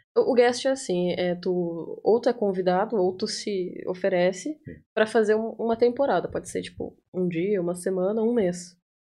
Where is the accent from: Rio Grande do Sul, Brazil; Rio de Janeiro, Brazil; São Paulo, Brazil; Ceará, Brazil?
Rio Grande do Sul, Brazil; interior of; moved away as an adult; also born or lived in Porto Alegre, Brazil / Itaqui, Brazil; Eu sou do bem do interior do Rio Grande do Sul. Antes, antes de eu vir para cá, eu morei em Porto Alegre por cinco anos